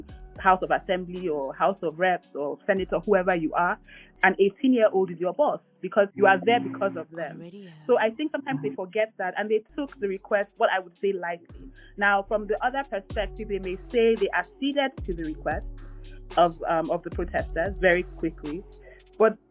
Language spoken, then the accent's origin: English; Nigeria; as a Nigerian and as a Nigerian living in a democracy